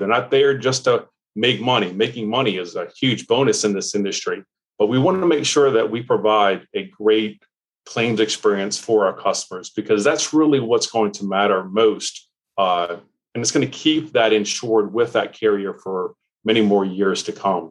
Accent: New Orleans, Louisiana, United States; I grew up in New Orleans, Louisiana

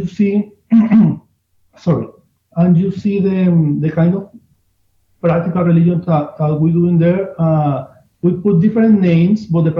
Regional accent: Amazonas, Venezuela; English is a second language; now in New York, United States; I come from Amazon, Venezuela, where usually tourists visit to try ayahuasca and cacao and tobacco ceremonies and all of these things.

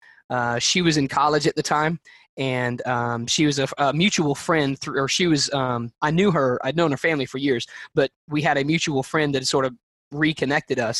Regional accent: Alabama, United States; I'm from Alabama

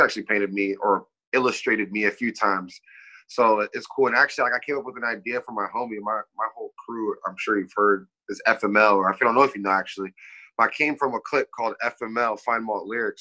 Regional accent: Kirkland, Washington, United States; also born or lived in Puget Sound / Renton; I was born in Kirkland also, but live in like pretty much all of Puget Sound.

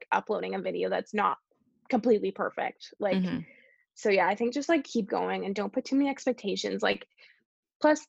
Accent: Canada; I'm so lucky to have been born here.

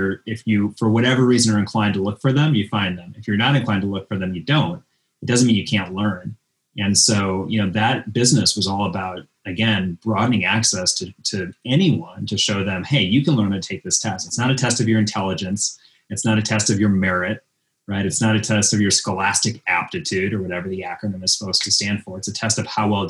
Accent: outside of Minneapolis, Minnesota, United States; moved away; I grew up outside of Minneapolis, Minnesota

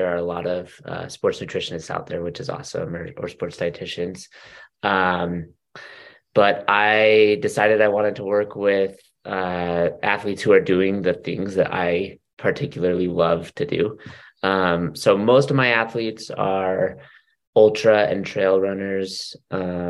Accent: Utah, United States; born or raised there; now in Orem, United States

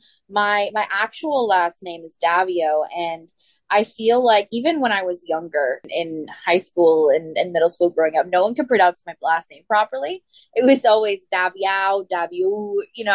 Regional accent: Ottawa, Ontario, Canada; my hometown here in Ottawa

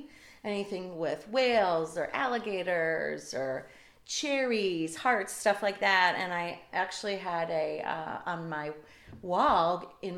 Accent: Wisconsin, United States; moved away; We both grew up in the Midwest. I grew up in Wisconsin

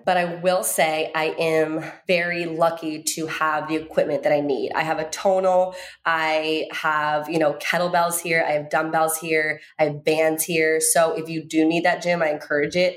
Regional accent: Virginia, United States; where I grew up in Virginia

